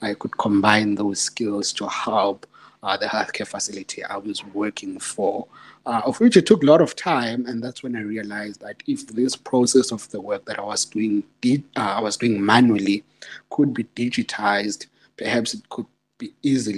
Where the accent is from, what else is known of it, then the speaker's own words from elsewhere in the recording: Secunda, Mpumalanga, South Africa; I'm from Secunda. There's a township called Embalentle in Secunda. That's where I was born and grew up.